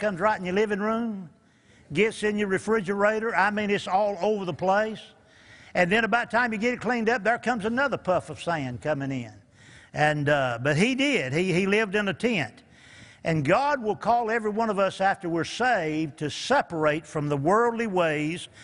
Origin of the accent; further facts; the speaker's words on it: Eastern North Carolina, United States; moved away; also born or lived in Newport News, Virginia; We're from Eastern North Carolina, moved up to Newport News and got saved up there